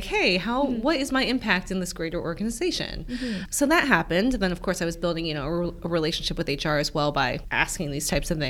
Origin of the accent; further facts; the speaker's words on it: Cleveland, Ohio, United States; So even like growing up in Cleveland, like we were the only people who my parents never taught us Korean or taught us customs.